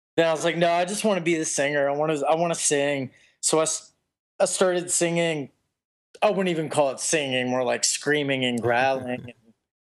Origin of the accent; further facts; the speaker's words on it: Youngstown, Ohio, United States; I grew up in Youngstown, Ohio, which is dead smack in the middle of Pittsburgh, Pennsylvania, and Cleveland, Ohio.